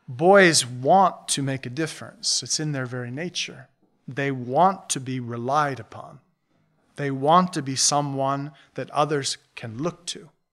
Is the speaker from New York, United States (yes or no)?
yes; Buffalo, New York, United States; We grew up in Buffalo, south of Buffalo.